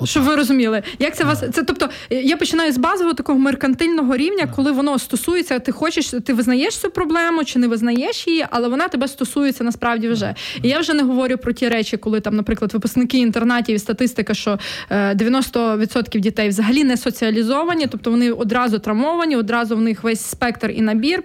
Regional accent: Volhynia, Volyn Oblast, Ukraine; moved away; я з Волині родом, і коли я приїжджаю на батьківщину, і там, особливо в селище своє, де я виросла

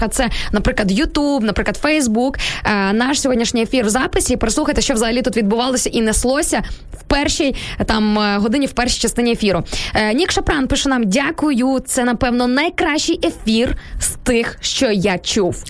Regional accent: Sarny, Rivne Oblast, Ukraine; я от виросла в Рівненській області в місті Сарни

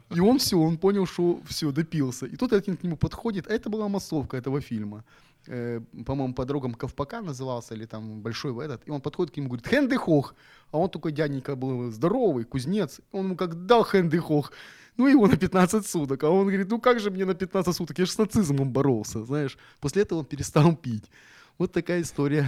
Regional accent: Zhytomyr, Zhytomyr Oblast, Ukraine; now in Odesa, Ukraine; я житомирский молодой человек

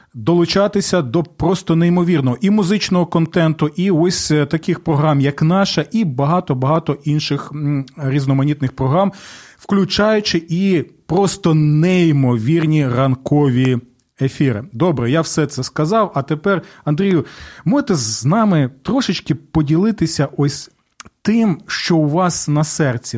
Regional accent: southern Ukraine, Ukraine; я сам з півдня України

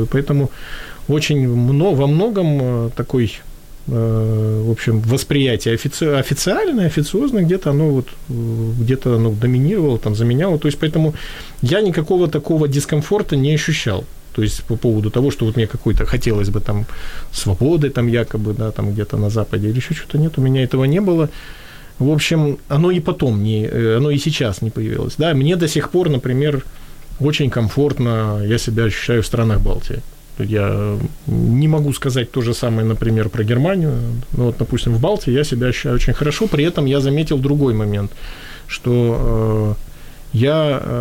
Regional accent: Latvia; вот я рос в Латвии

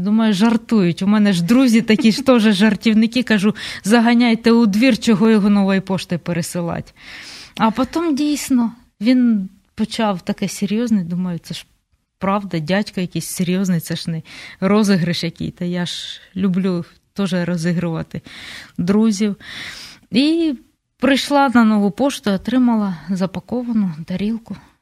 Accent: Kryvyi Rih, Dnipropetrovsk Oblast, Ukraine; А я ж з Кривого Рогу

